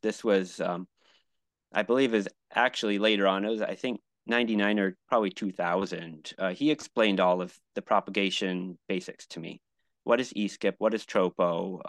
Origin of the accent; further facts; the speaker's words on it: New England, United States; also born or lived in Buffalo / Miami; now in Fremont, United States; I grew up in New England